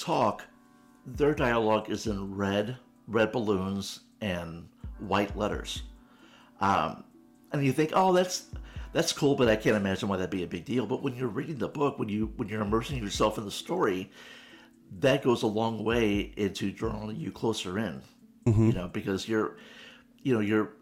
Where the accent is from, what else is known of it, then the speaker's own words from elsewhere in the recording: St. Louis, Missouri, United States; having grown up in St. Louis, which is a very Irish Catholic community